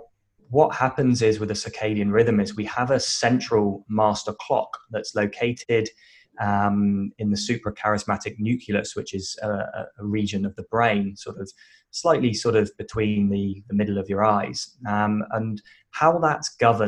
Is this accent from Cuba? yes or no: no; United Kingdom; moved away as an adult; now in Western Australia, Australia; I'm British, originally moved to Australia about 10 years ago